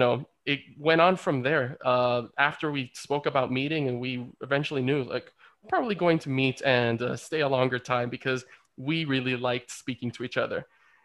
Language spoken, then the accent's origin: English; Dominican Republic; also born or lived in Baní, Dominican Republic; now in Israel; my home country of the Dominican Republic